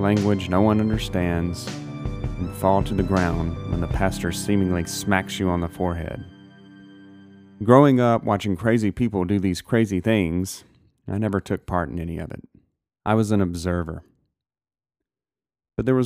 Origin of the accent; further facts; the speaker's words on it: Gulf Coast, South Mississippi, United States; I was born and raised in South Mississippi